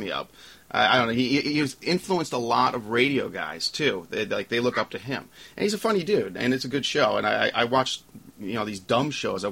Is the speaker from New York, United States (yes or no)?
yes; New York, United States; now in Pittsburgh, United States; I'm from New York, and I'm now living in Pittsburgh